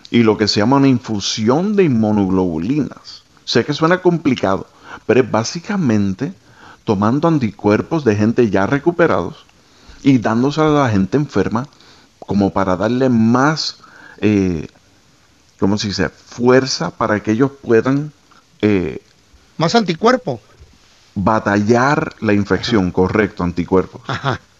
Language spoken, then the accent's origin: Spanish; Guatemala; soy de Guatemala